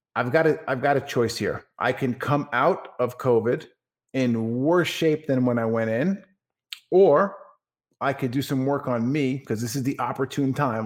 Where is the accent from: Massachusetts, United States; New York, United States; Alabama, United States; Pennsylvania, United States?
New York, United States; Franklin Square; moved away as an adult; also born or lived in West Islip, New York; now in Dallas, Texas, United States; I was born and raised in Franklin Square, New York, on Long Island